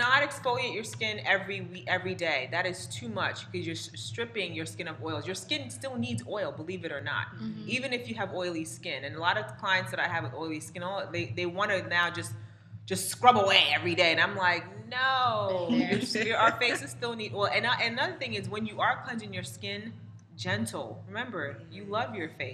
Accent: Nigeria; I'm Nigerian, specifically Igbo

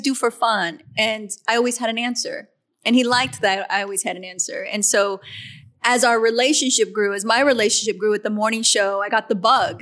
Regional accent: Riverside, California, United States; I started playing in my hometown.

